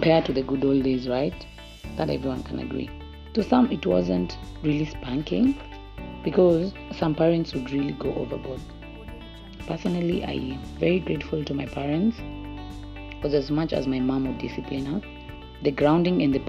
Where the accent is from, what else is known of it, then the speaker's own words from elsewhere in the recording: Italy; I was raised in Italy